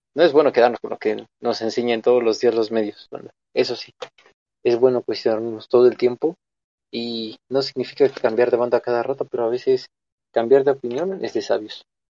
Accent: Mexico

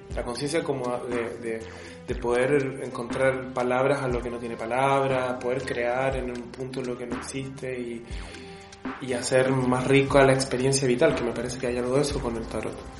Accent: Chile; yo soy de Chile

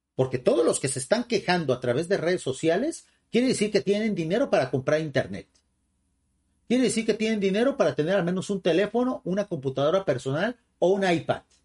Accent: Mexico

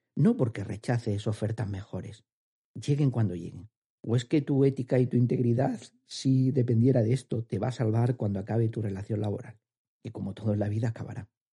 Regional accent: Andalusia, Spain; accent: andaluz; mi acento andaluz

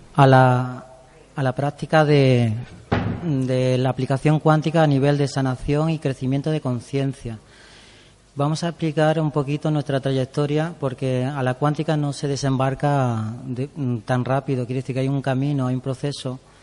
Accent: Andújar, Andalusia, Spain; moved away as an adult; also born or lived in Valencia / Barcelona; now in Madrid, Spain; primero en mi pueblo, en Andújar

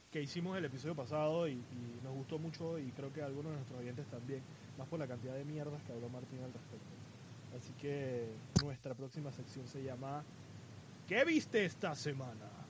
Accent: Panama; mi gran Panamá

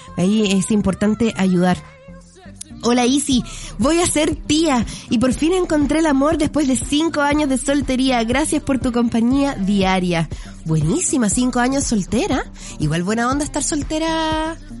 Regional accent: Chile; Todos somos chilenos

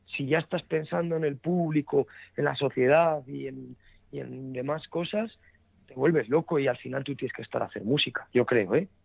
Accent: Burgos, Castile and León, Spain; first language Spanish; somos un septeto de Burgos

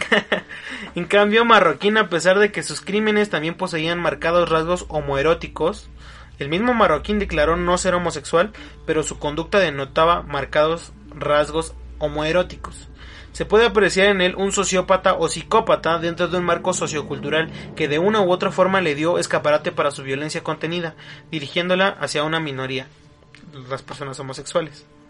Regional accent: Mexico; como mexicanos

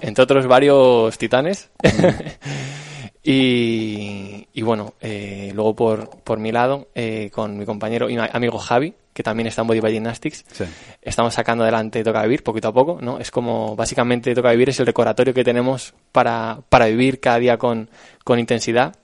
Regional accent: Alcalá de Henares, Community of Madrid, Spain; yo estudié esta carrera en Alcalá de Henares, que es de donde soy

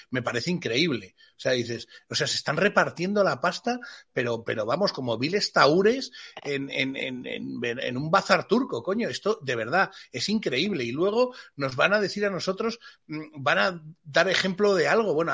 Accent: Madrid, Community of Madrid, Spain; que yo, de verdad, como madrileño, es que alucino.

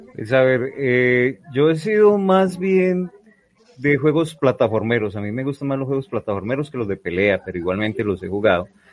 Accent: Armenia, Quindío, Colombia; now in Medellín, Colombia; yo soy del eje cafetero, yo soy de Armenia, de Armenia Quindío.

